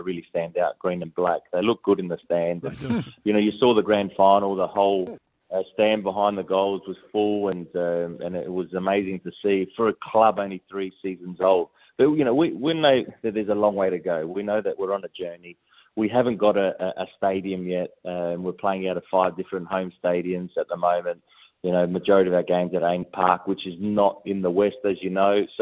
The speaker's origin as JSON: {"language": "English", "country": "Australia", "tie": "born or raised there", "said": "growing up in Australia"}